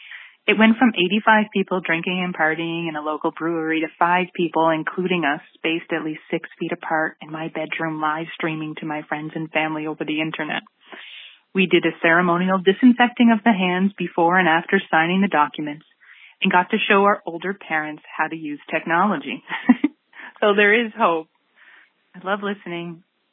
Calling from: St. John's, Newfoundland and Labrador, Canada; I'm calling from St. John's, Newfoundland, Canada.

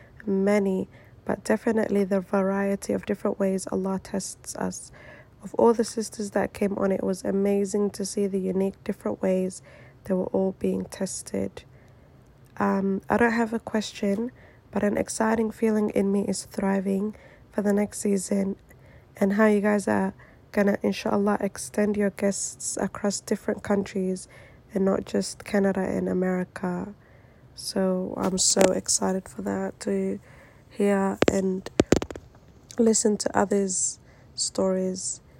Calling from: Melbourne, Victoria, Australia; I am listening from Melbourne, Australia.

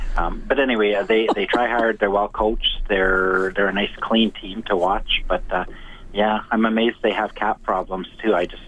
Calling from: Cold Lake, Alberta, Canada; I'm calling from Coldike.

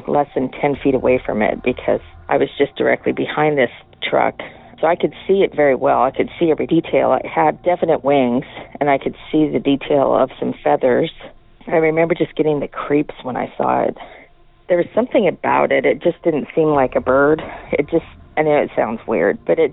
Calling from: Washington, United States; I'm calling from Washington

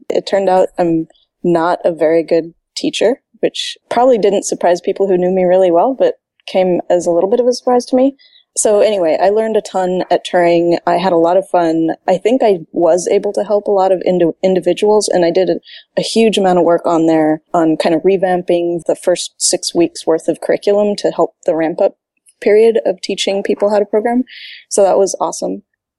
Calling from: Santa Monica, California, United States; Hello from Santa Monica.

